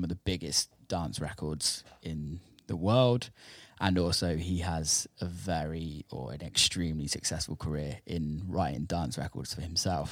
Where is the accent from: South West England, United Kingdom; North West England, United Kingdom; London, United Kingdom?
South West England, United Kingdom; Somerset; growing up in Somerset, like we don't have neighbors